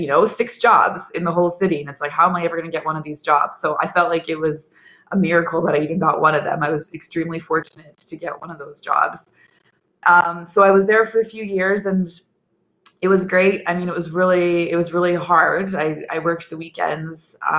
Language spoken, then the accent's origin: English; Edmonton, Alberta, Canada; also born or lived in Saskatoon; ended up back in my hometown working with CTV.